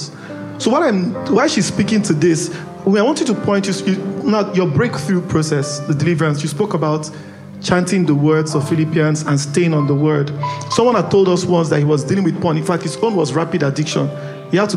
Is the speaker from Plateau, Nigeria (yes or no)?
no; Port Harcourt, Rivers State, Nigeria; I grew up in Port Harcourt. The part of town I grew up, there was enough vices to go around.